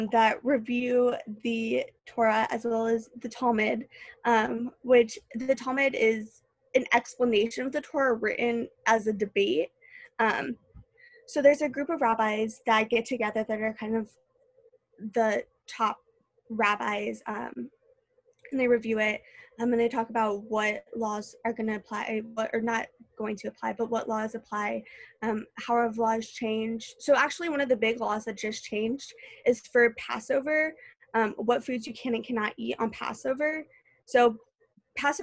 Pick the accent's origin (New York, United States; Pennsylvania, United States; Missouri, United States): Missouri, United States; St. Louis; moved away as an adult; now in Indianapolis, United States; I moved here from St. Louis